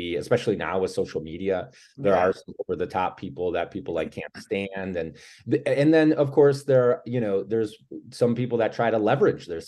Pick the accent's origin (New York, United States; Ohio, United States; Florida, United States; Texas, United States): Ohio, United States; Cleveland; I'm from Cleveland, Ohio